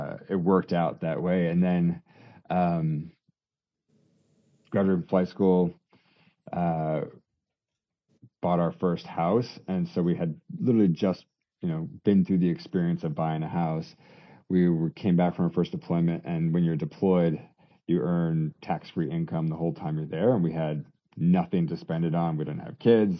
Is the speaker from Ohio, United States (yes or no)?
no; Colorado, United States; moved away as an adult; a Colorado boy coming to the Northeast